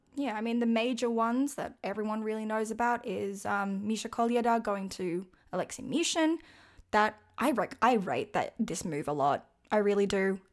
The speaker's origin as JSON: {"language": "English", "country": "Australia", "said": "I am from Australia"}